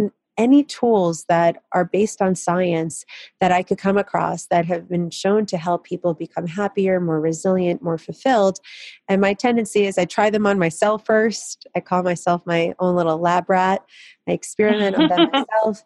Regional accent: Kyiv, Ukraine; moved away; I was born in Kiev, Ukraine, which was the Soviet Union back then.

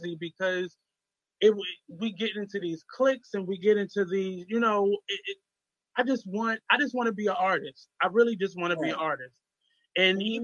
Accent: Baltimore, Maryland, United States; I'm from Baltimore

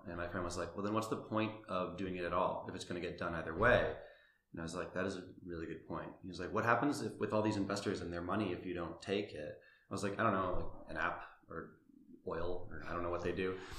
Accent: Salem, Massachusetts, United States; I grew up in Salem, Massachusetts, the one with the witches.

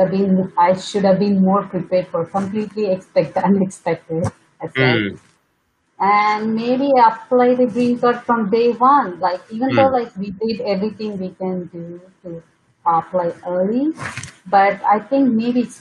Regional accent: southern India, India; moved away as an adult; now in United States; I'm actually from southern part of India.

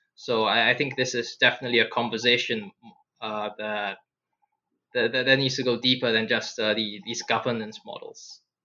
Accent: Singapore; I I grew up in Singapore

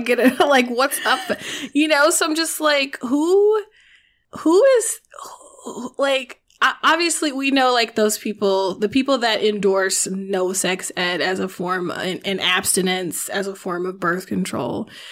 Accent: the South, United States; I'm from the South, but my mother did not make me go to church

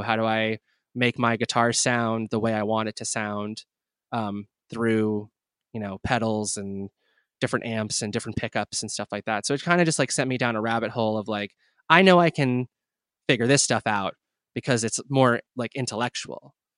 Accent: New Brunswick, New Jersey, United States; I was born and raised in New Brunswick, uh, New Jersey

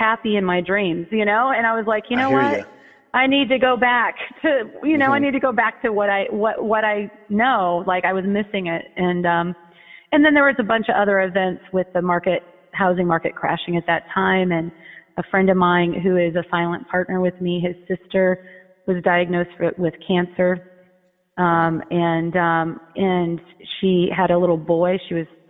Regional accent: Fort Wayne, Indiana, United States; now in Sherman Oaks, United States; I was born in Fort Wayne, Indiana

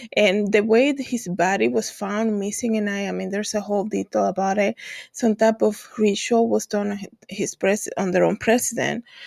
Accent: Dominican Republic; moved away; I was born in the Dominican Republic. I have a lot of family there that's, uh, my native country

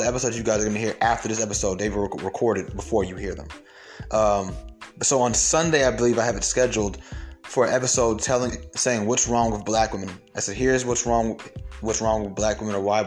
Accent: Atlanta, Georgia, United States; also born or lived in Bronx, New York; I'm from Atlanta. Been in Atlanta my whole life. I was born in the Bronx, but I've been in Atlanta

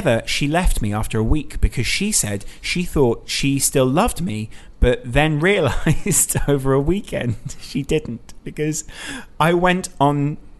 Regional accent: Norway; I'm from Norway, so I convinced the family to go on a Christmas vacation to England so I could see the game with my dad.

